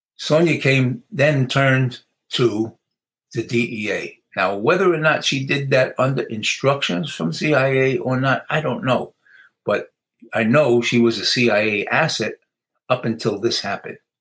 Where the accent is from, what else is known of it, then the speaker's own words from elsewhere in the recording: New York City, New York, United States; moved away; growing up in the Bronx